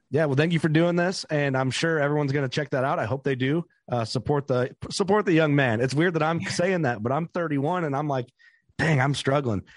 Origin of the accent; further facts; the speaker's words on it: Fulton County, Illinois, United States; I grew up hunting in Fulton County, Illinois